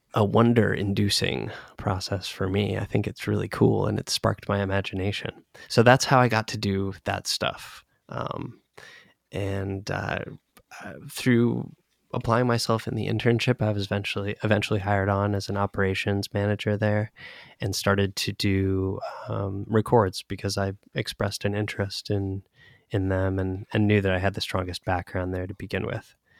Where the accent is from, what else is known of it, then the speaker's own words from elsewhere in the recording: Northern Virginia, United States; moved away; we grew up in Northern Virginia